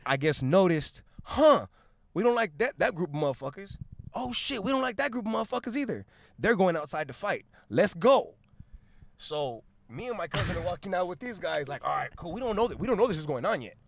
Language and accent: English; Long Beach, California, United States; also born or lived in South Gate, California / Los Angeles, California; I was born in Long, in Long Beach, went to Southgate for the first seven years of my life